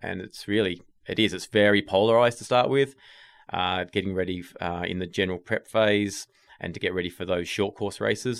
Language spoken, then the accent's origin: English; Tasmania, Australia; moved away as an adult; also born or lived in England; now in United States; I'm from Tasmania